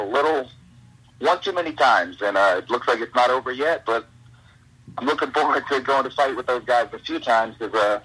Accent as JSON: {"language": "English", "town": "Canal Fulton", "region": "Ohio", "country": "United States", "tie": "born or raised there", "said": "I grew up in a little town outside of Akron, Ohio, called Canal Holden"}